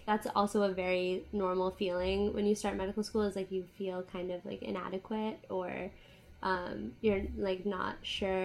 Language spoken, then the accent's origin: English; Connecticut, United States; moved away as an adult; also born or lived in Boston / Grenada; I am originally from Connecticut, which is a small state in the northeast of the U.S. I lived there for like all through high school